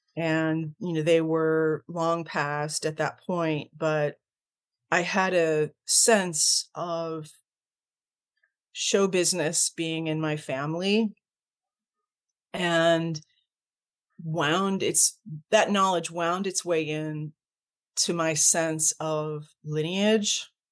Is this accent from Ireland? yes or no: no; Ontario, Canada; now in United States; my origins, I was born in Canada. I'm, I'm Canadian by birth